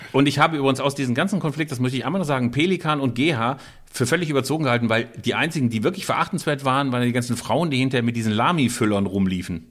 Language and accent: German; Bielefeld, North Rhine-Westphalia, Germany; Hier bei uns in Bielefeld